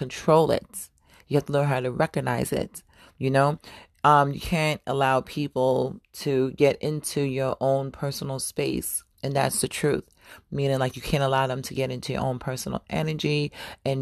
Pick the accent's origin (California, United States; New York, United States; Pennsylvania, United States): New York, United States; New York City; moved away; also born or lived in Florida / Atlanta, Georgia; I was born in Harlem. I'm a Harlem baby, but I claim Brooklyn and I claim the South as well